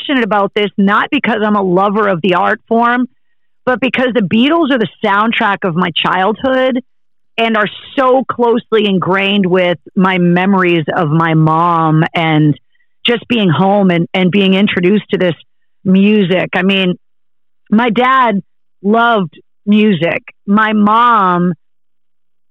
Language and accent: English; Massachusetts, United States; I was born in Massachusetts